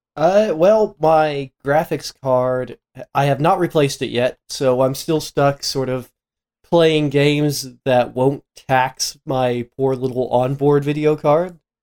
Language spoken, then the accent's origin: English; Midwest, United States; I grew up in the Midwest